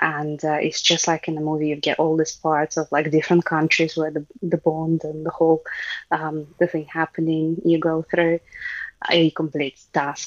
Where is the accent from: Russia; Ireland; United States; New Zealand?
Russia; moved away as an adult; now in United Kingdom; I grew up in Soviet Union.